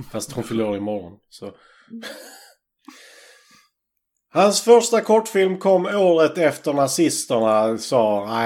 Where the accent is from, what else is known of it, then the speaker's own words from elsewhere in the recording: Hörby, Skåne, Sweden; liksom 50% eh, av de jag växte upp med i Hörby.